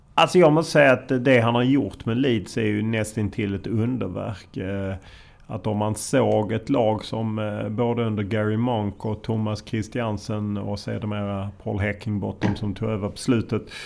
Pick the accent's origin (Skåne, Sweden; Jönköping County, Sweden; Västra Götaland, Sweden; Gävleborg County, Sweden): Skåne, Sweden; Lund; jag är från Lund men han är från Landskrona